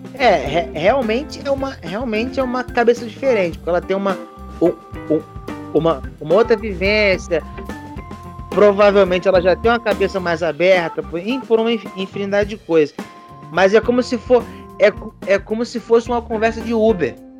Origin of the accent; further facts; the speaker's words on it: Rio de Janeiro, Brazil; also born or lived in Pará / Maranhão; eu fui criado no Rio